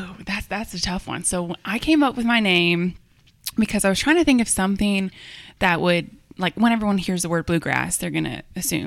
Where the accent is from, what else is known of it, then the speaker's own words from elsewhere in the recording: Cedar Rapids, Iowa, United States; now in Kentucky, United States; So I grew up in Cedar Rapids, Iowa. It's about half the size of Lexington.